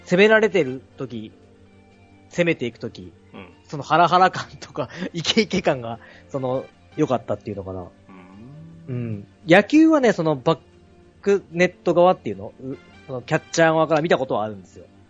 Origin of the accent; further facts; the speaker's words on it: Toyama, Japan; 地元の僕富山なんですけど